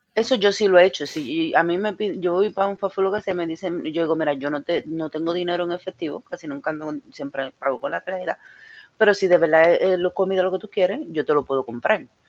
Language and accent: Spanish; Mayagüez, Puerto Rico; moved away; cuando yo, era más pequeña en mi país, eh, siempre pues pasábamos por, por una luz en, un sitio específico en Mayagüez